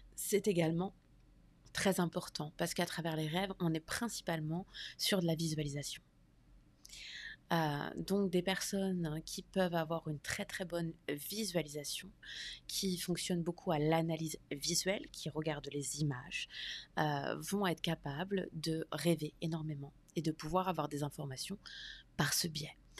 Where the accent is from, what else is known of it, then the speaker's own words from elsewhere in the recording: France; moved away as an adult; now in United States; Je suis française et j'habite aux États-Unis depuis environ deux ans.